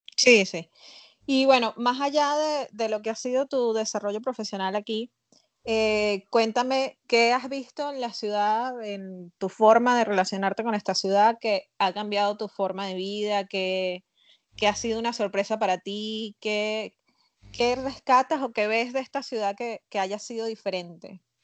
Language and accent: Spanish; Venezuela; now in Montevideo, Uruguay; como venezolano